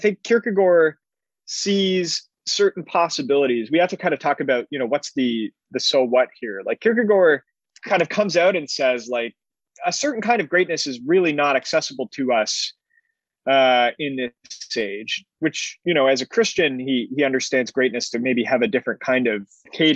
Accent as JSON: {"language": "English", "country": "Canada", "said": "as a Canadian"}